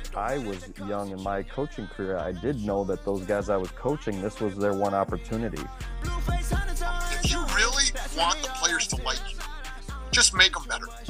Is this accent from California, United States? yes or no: no; Remsen, Iowa, United States; also born or lived in Sioux City, Iowa; I was born in Sioux City, um, given up for adoption to Catholic Charities, um, and my mom and dad were looking for a child. Um, adopted me in 1967. Um, I ended up in Remsen, Iowa, and uh, ended up on a farm.